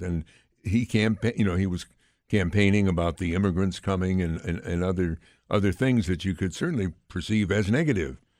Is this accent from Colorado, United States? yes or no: no; Amsterdam, New York, United States; Amsterdam is my hometown